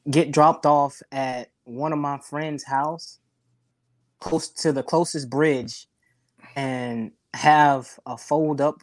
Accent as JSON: {"language": "English", "region": "South Carolina", "country": "United States", "tie": "born or raised there", "moved": "as an adult", "lives_now": "Gulfport, United States", "said": "I'm from South Carolina originally, born and raised"}